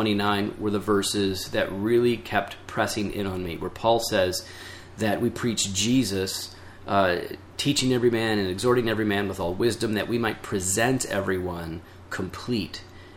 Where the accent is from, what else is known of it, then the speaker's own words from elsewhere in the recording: Geneva, Illinois, United States; I grew up in Geneva